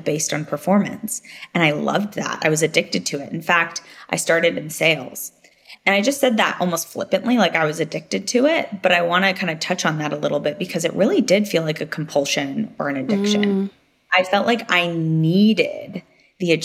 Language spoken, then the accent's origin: English; Silicon Valley, California, United States; I grew up in Silicon Valley before it was Silicon Valley as we know it today